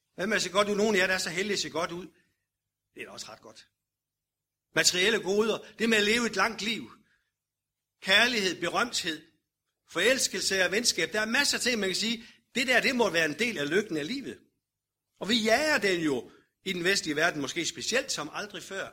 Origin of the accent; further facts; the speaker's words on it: Denmark